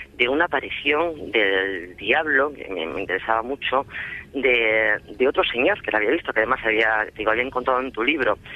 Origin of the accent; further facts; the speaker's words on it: Extremadura, Spain; yo soy extremeña, eh, adoro mi tierra